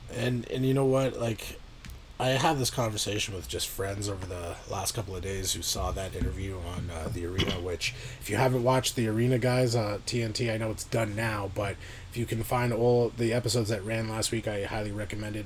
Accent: Canada

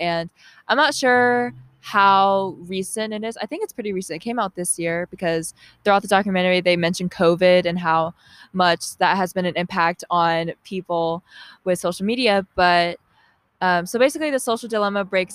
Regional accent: Milton, Georgia, United States; I grew up in Georgia my whole life. I grew up in Milton, Alpharetta area.

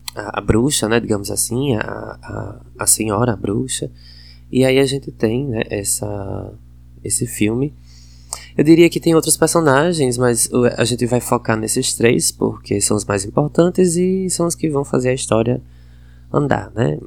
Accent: Northeast Brazil, Brazil; accent: nordestino; minha pronúncia tem sotaque nordestino

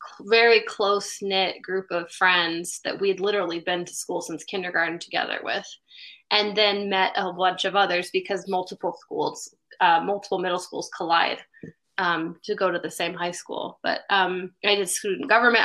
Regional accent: Bellevue, Washington, United States; also born or lived in Seattle; I grew up in Bellevue

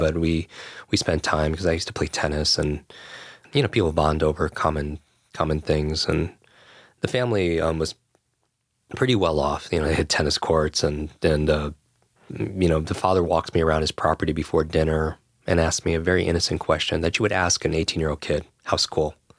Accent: Westchester, New York, United States; I grew up in Westchester right here

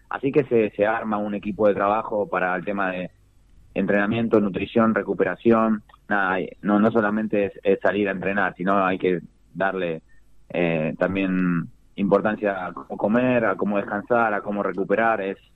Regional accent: Longchamps, Buenos Aires Province, Argentina; yo a cada carrera que voy me, gusta decir que soy de Longchamp o, cuando, no sé, si subo al podio que digan, … yo dice de Longchamp

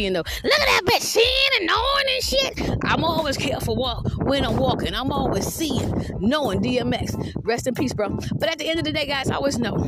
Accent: Georgetown, South Carolina, United States; I'm from Georgetown, South Carolina

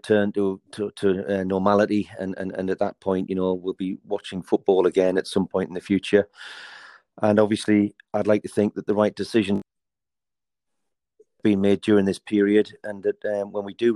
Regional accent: South Shields, North East England, United Kingdom; I'm born and bred in South Shields, and, you know, went to school in South Shields and in South Tyneside, so I'm educated locally.

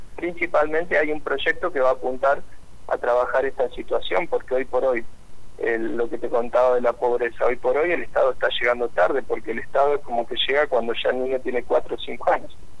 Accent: Rafaela, Santa Fe, Argentina; yo soy de la, de la ciudad de Rafaela

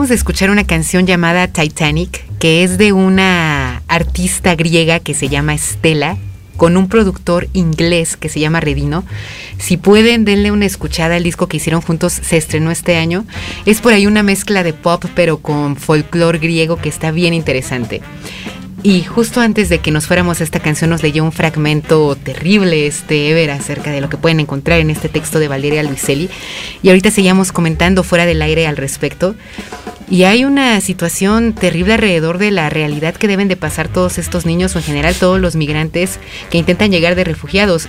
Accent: Mexico; nosotros como mexicanos

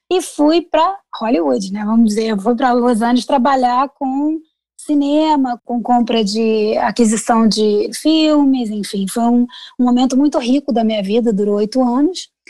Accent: Rio de Janeiro, Brazil; moved away as an adult; also born or lived in New York, United States / India / Dubai / Italy; now in Chicago, United States; nasci no Rio de Janeiro e pratiquei advocacia por muitos anos

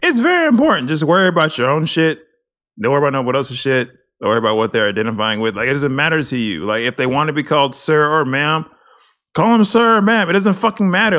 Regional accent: Texas, United States; we're from Texas.

